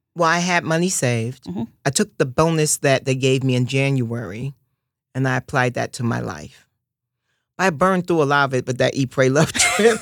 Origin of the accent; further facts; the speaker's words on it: New York City, New York, United States; growing up in Harlem